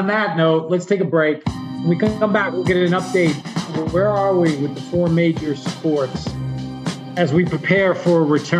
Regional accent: New York, United States; growing up in New York

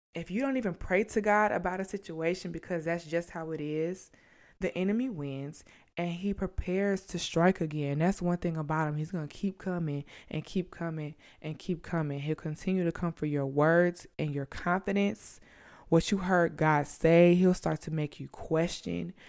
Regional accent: St. Louis, Missouri, United States; moved away as an adult; also born or lived in South Carolina; I'm from Saint Louis

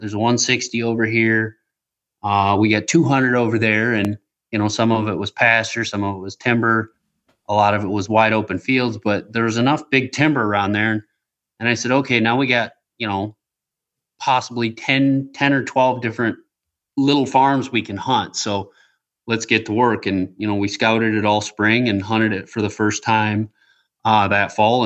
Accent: West Michigan, United States; also born or lived in Traverse City, Michigan; Where I grew up in West Michigan

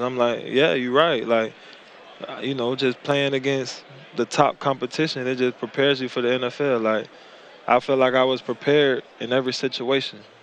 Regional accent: Tampa, Florida, United States; moved away as an adult; I'm from Tampa.

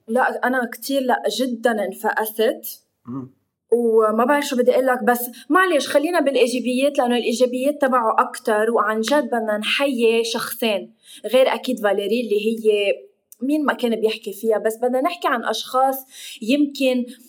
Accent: Lebanon; نحن اللبنانيه

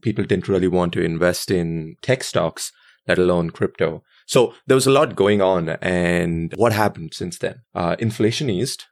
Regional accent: India; growing up in India

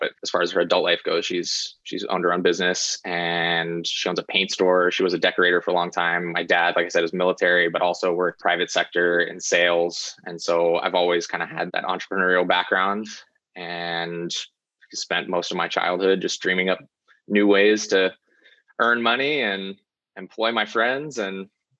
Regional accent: Virginia, United States; also born or lived in North Carolina; The first 7 years of my life were in North Carolina, and then we moved to Virginia. My dad was military, and then I spent my formative years in Virginia.

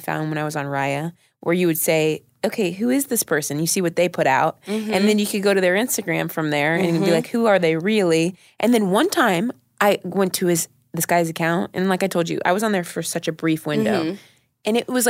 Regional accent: Ohio, United States; I grew up in Ohio

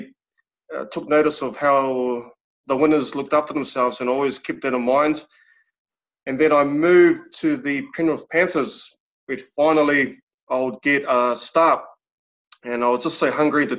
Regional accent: Wainuiomata, Wellington, New Zealand; I was brought up in Wanu Omata, a small town in Wellington

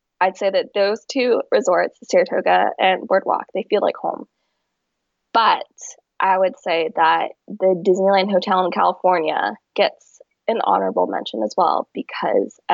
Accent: Hong Kong; now in United States; we grew up in Hong Kong, but we have a lot of family here in the U.S. and especially in New York

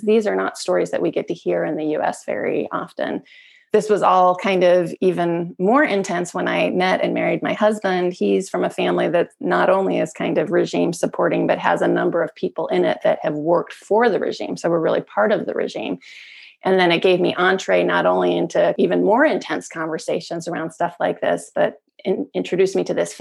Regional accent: Salt Lake City, Utah, United States; born or raised there; also born or lived in California, United States / Iran

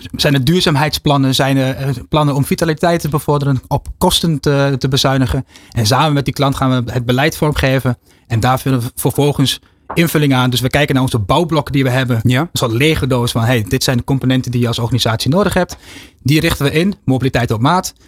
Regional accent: Netherlands; we zijn echt gewoontedieren als Nederlanders

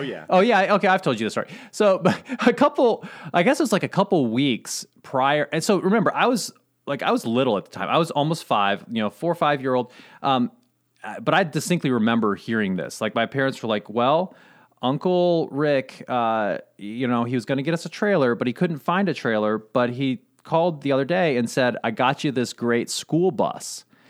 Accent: Southern Indiana, United States; also born or lived in Durango, Colorado; when I was um, almost five years old, my parents decided we were going to move to Southern Indiana and live on a farm with my uncle.

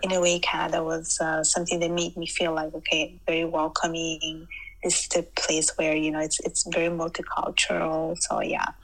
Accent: Sicily, Italy; moved away as an adult; now in Canada; I was born in Italy, specifically in Sicily. So I was born and raised there.

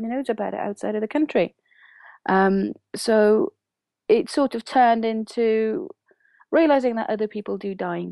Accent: Sweden; now in Wales, United Kingdom; I grew up in Sweden. And I have, through various stops in Europe, found my way to Wales.

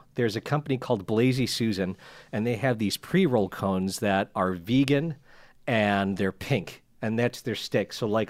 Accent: Chicago, Illinois, United States; I'm from Chicago. We don't mess around with our pizza.

